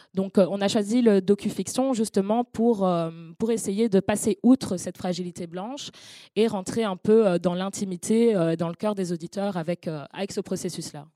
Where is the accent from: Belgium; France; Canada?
Belgium; Brussels, Brussels-Capital Region; je suis née à Bruxelles